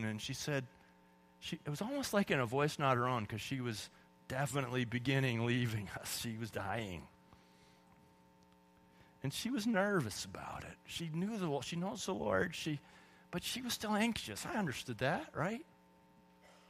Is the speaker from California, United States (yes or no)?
yes; California, United States; I grew up in California